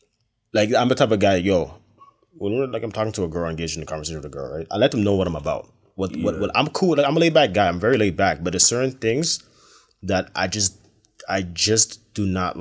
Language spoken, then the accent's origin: English; Brampton, Ontario, Canada; from Brampton. From the suburbs.